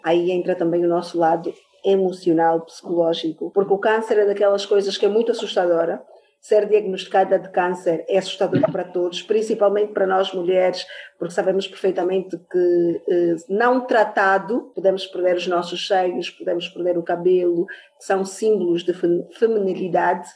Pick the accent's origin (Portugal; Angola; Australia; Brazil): Angola; sou angolana antes de mais nada